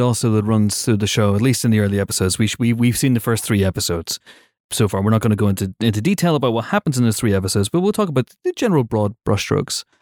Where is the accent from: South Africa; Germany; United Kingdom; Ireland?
United Kingdom